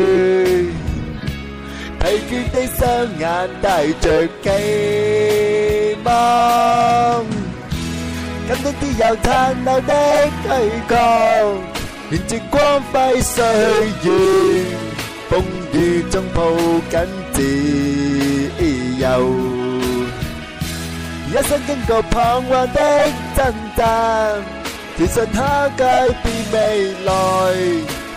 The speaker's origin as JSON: {"language": "Chinese", "region": "Guangdong", "country": "China", "said": "虽然我是一个广东人，但是我从小到大都不都基本上不讲粤语"}